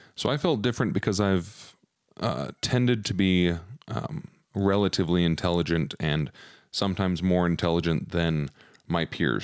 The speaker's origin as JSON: {"language": "English", "town": "Provo", "region": "Utah", "country": "United States", "tie": "born or raised there", "said": "I grew up in Provo"}